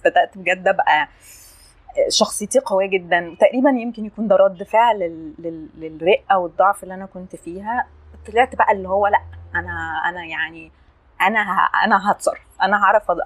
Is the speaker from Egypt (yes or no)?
yes; Asyut, Asyut Governorate, Egypt; moved away as an adult; also born or lived in London; now in Cairo, Egypt; انا اتربيت في اسيوط